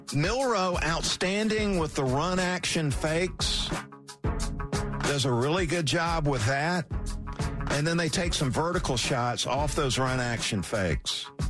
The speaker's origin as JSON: {"language": "English", "region": "South Georgia", "country": "United States", "tie": "born or raised there", "said": "growing up in South Georgia"}